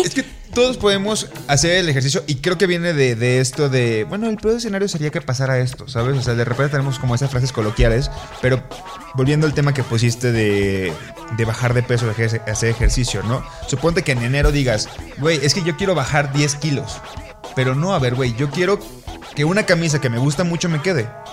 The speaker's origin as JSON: {"language": "Spanish", "region": "Colima", "country": "Mexico", "said": "yo soy de Colima, Colima está a la playa y la playa queda 40 minutos"}